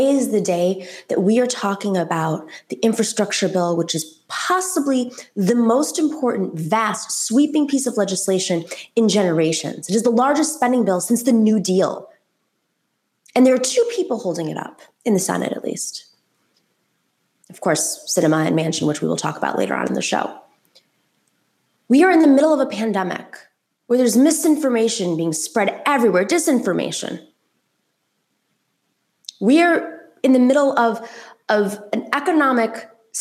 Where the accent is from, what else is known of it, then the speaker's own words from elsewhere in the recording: New York, United States; as a New Yorker